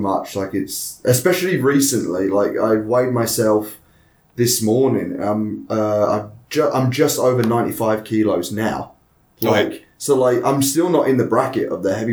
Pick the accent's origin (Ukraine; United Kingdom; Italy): United Kingdom; England; moved away as an adult; now in Japan; I'm from England